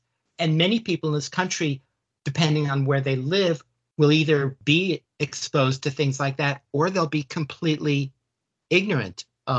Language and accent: English; New York City, New York, United States; I grew up in New York City